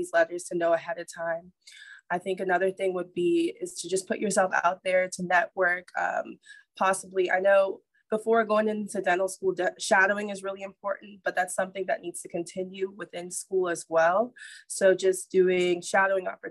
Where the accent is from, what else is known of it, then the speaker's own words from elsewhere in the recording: Nassau, New Providence, Bahamas; now in Nashville, United States; I'm originally from Nassau, Bahamas